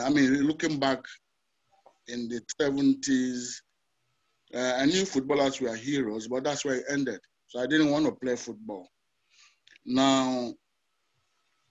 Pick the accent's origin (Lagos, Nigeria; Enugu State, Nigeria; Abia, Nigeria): Enugu State, Nigeria; Enugu; also born or lived in Kaduna / Abagana; So we settled in Enugu. I attended my primary school in Enugu, my secondary school in Enugu as well.